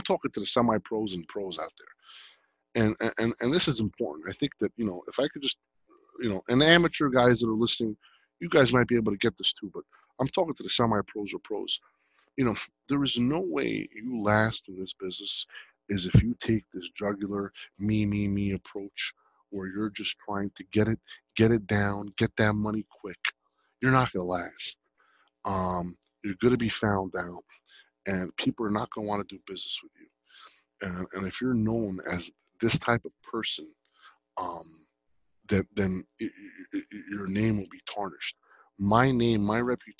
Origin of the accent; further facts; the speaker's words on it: Jersey City, New Jersey, United States; I was born and raised in Jersey